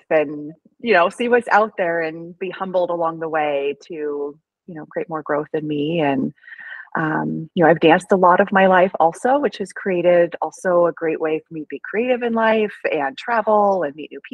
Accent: Oregon, United States; now in Portland, United States; I'm from Oregon. I'm from a small town, and I came to Portland for nursing school

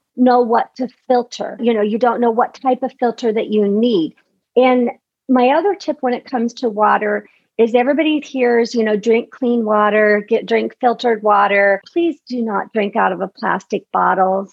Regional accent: Midwest, United States; I grew up in the Midwest

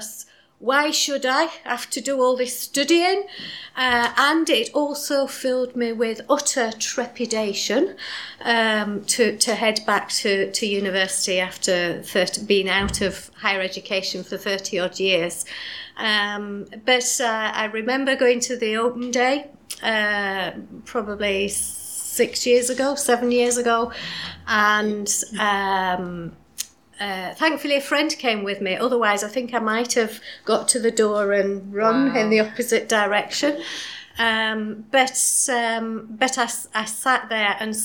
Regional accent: Yorkshire and the Humber, United Kingdom; now in Scottish Borders, United Kingdom; I live in the Scottish borders, but I guess you can tell from my accent that I'm not really from there. Originally, I was from South Yorkshire

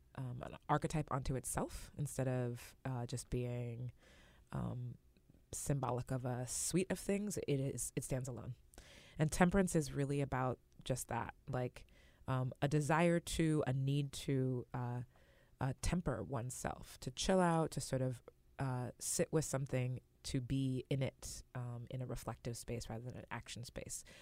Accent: West Coast, United States; I grew up on the West Coast

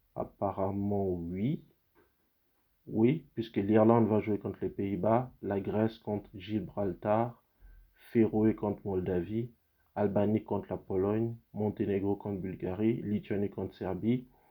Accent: Gabon; moved away; c'est mon pays d'origine

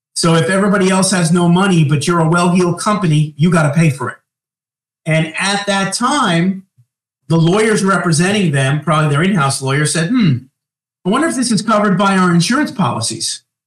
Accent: Long Island, New York, United States; moved away as an adult; also born or lived in Manhattan, New York; now in Greensboro, United States; I grew up on Long Island, and then my last 10 years was in Manhattan. Now I'm in Greensboro, North Carolina, since March of 2022

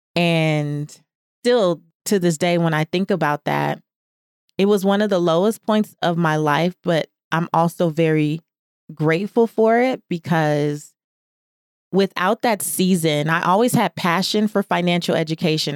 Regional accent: Los Angeles, California, United States; a kid growing up in South Central Los Angeles

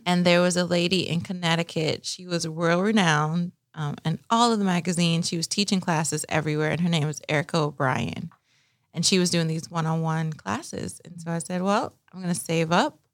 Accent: Nassau, New Providence, Bahamas; moved away; I grew up in Nassau, Bahamas, the land of sun, sand, and sea.

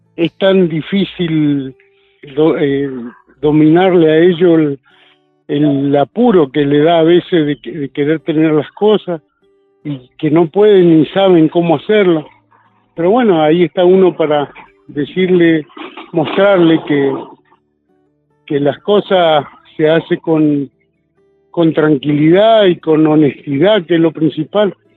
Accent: San Francisco Solano, Buenos Aires Province, Argentina; also born or lived in Corrientes Province / Florencio Varela; yo tenía tres años cuando me trajeron a Buenos Aires, acá a San Francisco Solano

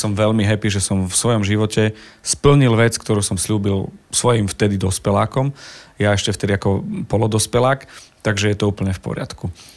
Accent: Zemplín, Slovakia; u nás na Zempline

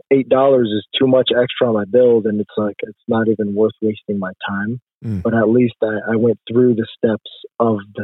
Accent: Jordan; moved away as an adult; also born or lived in Toledo, Ohio, United States; now in United States; I was born in Toledo, Ohio, but I was raised overseas in Jordan, moved back for college

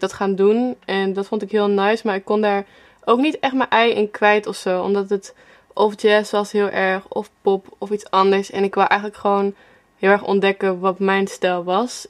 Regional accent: Apeldoorn, Gelderland, Netherlands; moved away as an adult; now in Amsterdam, Netherlands; En ik kom uit Apeldoorn zelf, dus ik woon nu denk sinds vijf jaar of zo in Amsterdam

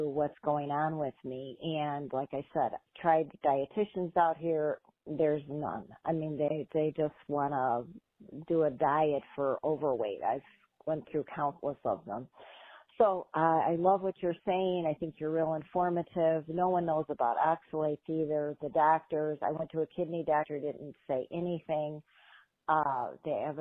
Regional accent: Chicago, Illinois, United States; moved away as an adult; also born or lived in Lake Zurich, Illinois; now in Queen Creek, United States; I am a former resident of Lake Zurich, Illinois, born and raised in Chicago, currently living in Arizona

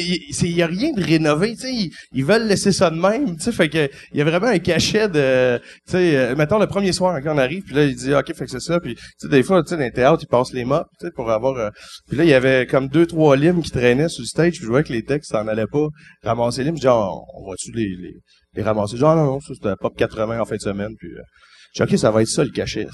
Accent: Val-d'Or, Quebec, Canada; j'étais originaire de Val d'Or

